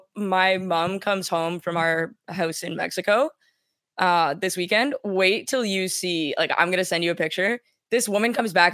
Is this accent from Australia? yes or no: no; Canada; we're Canadian.